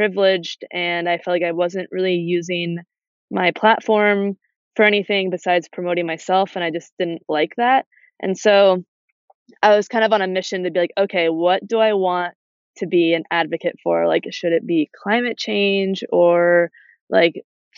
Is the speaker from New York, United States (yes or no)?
yes; Adirondack Park, New York, United States; growing up in the Adirondack Park and being an active kid outside all the time